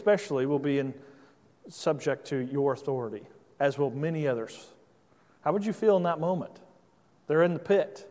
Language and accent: English; Indiana, United States; moved away as an adult; now in Virginia, United States; I grew up in Indiana, so I'm not accustomed to being around large bodies of water like you are here on the East Coast. But since living in Virginia the last 6 years